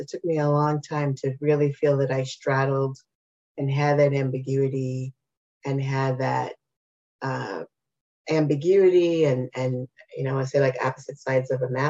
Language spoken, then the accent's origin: English; Chicago, Illinois, United States; And although we were Mexican, the question always came up, where do you come from? And I would say Chicago, but where do you really come from? Chicago, but where are your parents from? Texas